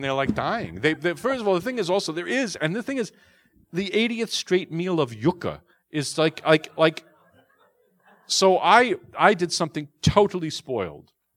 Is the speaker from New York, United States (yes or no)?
yes; New York City, New York, United States; I'm a neurotic Jew from, from Queens